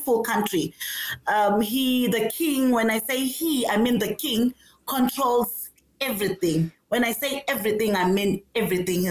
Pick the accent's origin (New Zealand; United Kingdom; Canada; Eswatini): Eswatini; moved away as an adult; now in Pretoria, South Africa; I come from Swaziland, Africa's last absolute monarch.